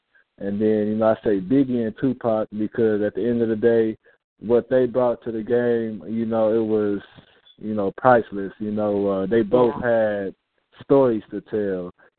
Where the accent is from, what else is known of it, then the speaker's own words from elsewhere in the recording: Texas, United States; I'm from Texas